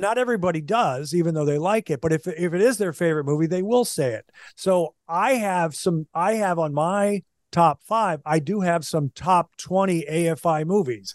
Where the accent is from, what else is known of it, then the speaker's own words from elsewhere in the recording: Minnesota, United States; moved away; also born or lived in Kansas City, Missouri / Kansas City, Kansas; growing up in Minnesota